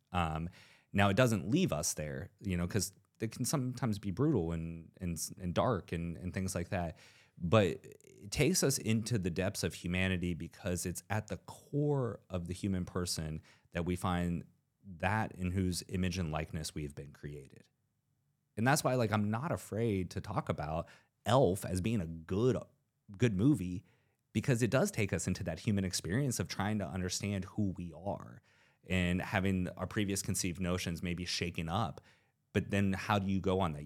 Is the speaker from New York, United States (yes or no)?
no; southeast rural Ohio, United States; growing up in kind of southeast rural Ohio and, in the upper Ohio Valley.